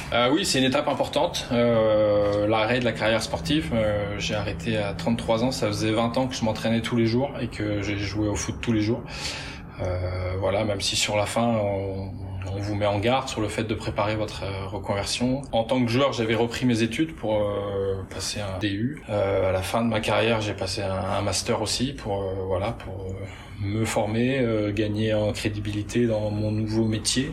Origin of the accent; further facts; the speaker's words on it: Douarnenez, Brittany, France; now in Rennes, France; je suis du Finistère, je suis né à, à Douarnenez